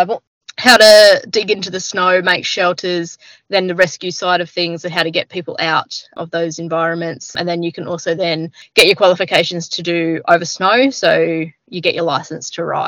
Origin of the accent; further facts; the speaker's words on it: Jindabyne, New South Wales, Australia; also born or lived in Northern Territory; I grew up down in the Snow Mountains, down in New South Wales, in a little seasonal town called Jindabyne